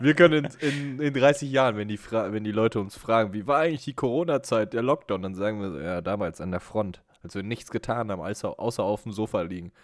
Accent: Brilon, North Rhine-Westphalia, Germany; in meinem Heimatort Brilon

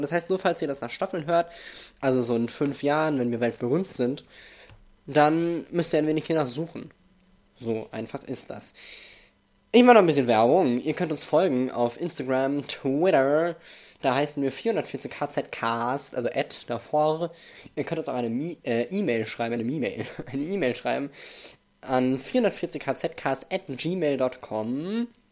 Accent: Germany; Denn ich bin in Deutschland geboren. Ich bin Deutscher von deutschen Eltern.

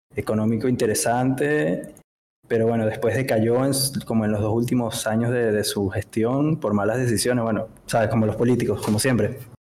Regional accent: Venezuela; moved away as an adult; now in Buenos Aires, Argentina; soy de venezolano. Eh, me vine a Buenos Aires hace como cinco años aproximadamente

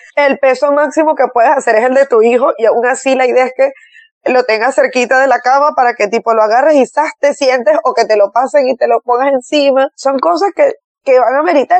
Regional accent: Barquisimeto, Lara, Venezuela; mi ciudad natal

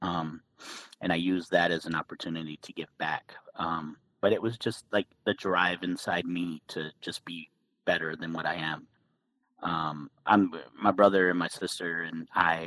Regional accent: Phoenix, Arizona, United States; growing up in Phoenix

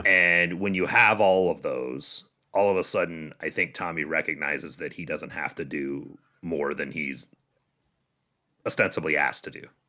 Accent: Michigan, United States; moved away; I'm from Michigan originally

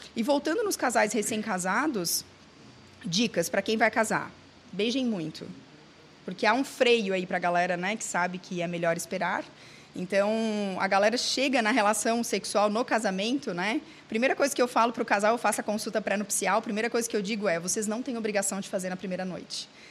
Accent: Santa Catarina, Brazil; Eu sou de Santa Catarina

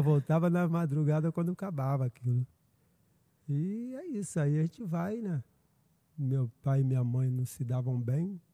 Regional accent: Niterói, Rio de Janeiro, Brazil; moved away as an adult; also born or lived in Maricá; now in Araruama, Brazil; Nascido e criado em Niterói

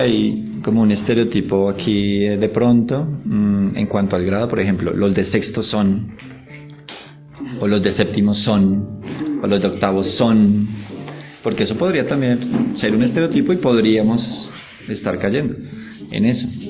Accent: Colombia; also born or lived in Germany; muchos colombianos cuando salimos del país

